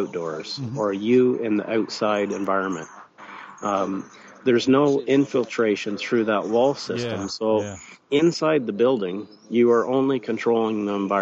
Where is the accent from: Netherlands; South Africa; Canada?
Canada; that's my home country